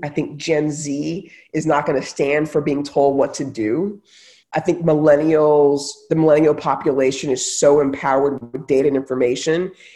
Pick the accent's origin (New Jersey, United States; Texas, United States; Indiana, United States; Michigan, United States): Texas, United States; moved away; also born or lived in Silicon Valley; I grew up in Texas, you know, lived in Silicon Valley.